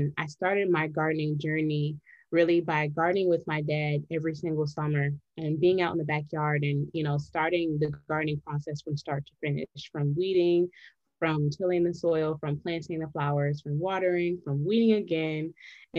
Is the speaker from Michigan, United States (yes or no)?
yes; Detroit, Michigan, United States; also born or lived in North Carolina; I am from Detroit, Michigan